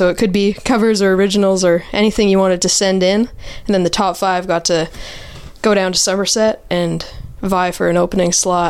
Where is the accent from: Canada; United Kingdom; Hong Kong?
Canada; Bow Island, Alberta; our hometown bar in my hometown is Bow Island, Alberta. I used to work at that bar, actually.